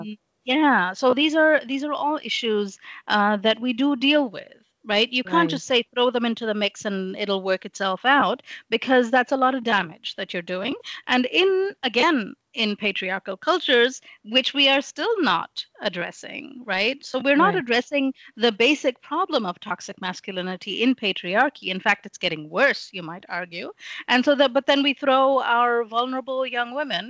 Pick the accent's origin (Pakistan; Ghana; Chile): Pakistan; Lahore, Punjab; first language English; also born or lived in England; So I grew up in Pakistan. I was born in England